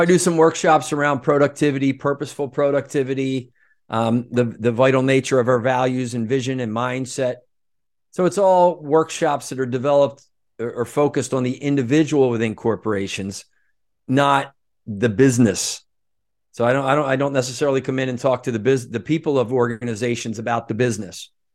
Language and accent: English; Norristown, Pennsylvania, United States; moved away as an adult; also born or lived in Aspen, Colorado; I grew up outside of Philadelphia in a town called Norristown, right near King of Prussia Valley Forge